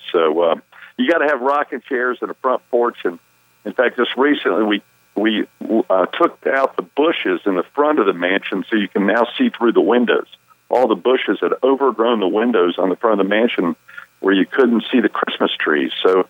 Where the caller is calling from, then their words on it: Charlotte, North Carolina, United States; I'm calling from Charlotte. I'm in my regular home this weekend in Charlotte.